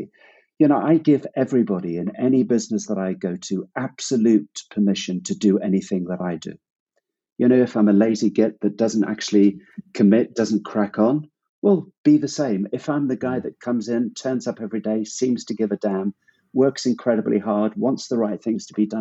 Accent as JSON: {"language": "English", "country": "Zimbabwe", "tie": "born or raised there", "also_born_or_lived": "Hong Kong / Cambodia", "moved": "yes", "said": "I grew up in Zimbabwe"}